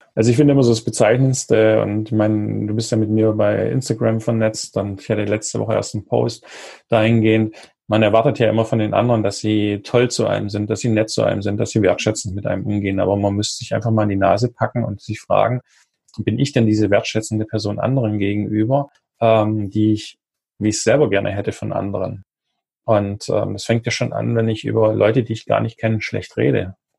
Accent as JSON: {"language": "German", "country": "Germany", "said": "bei uns in Deutschland"}